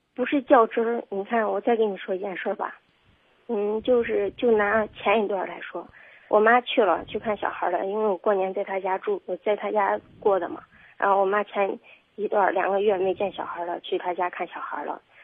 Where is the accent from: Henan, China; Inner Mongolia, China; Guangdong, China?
Henan, China; Zhengzhou; 我是本地的，嗯，本地的